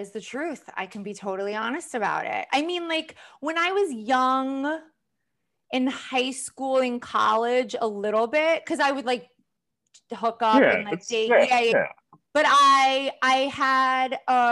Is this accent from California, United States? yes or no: no; Long Island, New York, United States; also born or lived in Queens / Manhattan, New York; now in New York City, United States; I grew up mostly on Long Island.